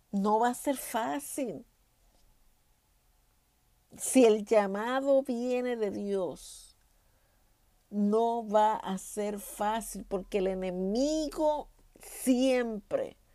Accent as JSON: {"language": "Spanish", "country": "Puerto Rico", "moved": "yes", "lives_now": "Texas, United States", "said": "Y yo vine de Puerto Rico prácticamente huyéndole a ese ministerio y llego aquí a Texas"}